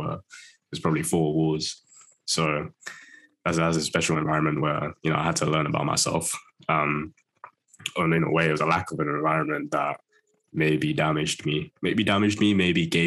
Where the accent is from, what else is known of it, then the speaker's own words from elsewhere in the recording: United Kingdom; Close to London, close to London. I've got to be careful about saying if I'm from London these days, people call me out.